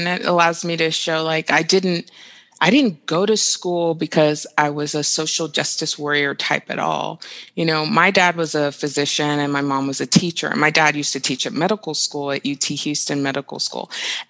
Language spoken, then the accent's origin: English; Nigeria; also born or lived in Dubai, United Arab Emirates / Saudi Arabia; Like, I'm from Nigeria, and so I would go to Nigeria every summer, you know, and I grew up in the Middle East, like in Dubai and Saudi Arabia.